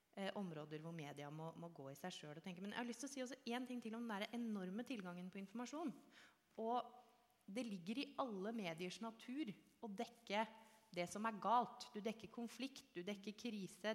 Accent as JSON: {"language": "Norwegian", "region": "Oslo", "country": "Norway", "tie": "born or raised there", "said": "jeg er født og oppvokst i Oslo indre øst"}